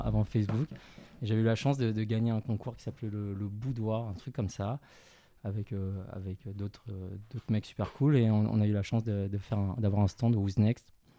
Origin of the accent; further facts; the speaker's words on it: Paris, Île-de-France, France; also born or lived in China; je suis né en Chine, j'ai grandi à, Paris, en banlieue parisienne